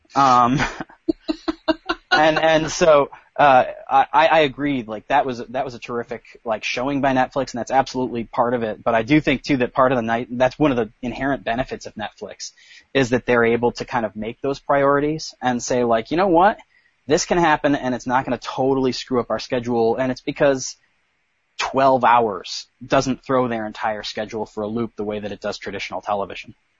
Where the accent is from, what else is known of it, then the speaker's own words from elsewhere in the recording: New York, United States; I'm a New Yorker